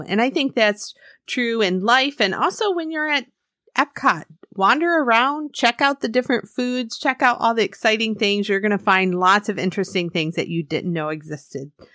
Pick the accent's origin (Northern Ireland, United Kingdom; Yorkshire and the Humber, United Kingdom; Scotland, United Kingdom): Scotland, United Kingdom; I'm Scottish.